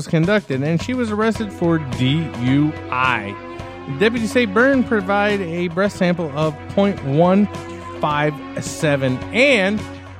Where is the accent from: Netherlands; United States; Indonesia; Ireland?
United States; Spring Hill, Florida; my hometown of Spring Hill, Florida.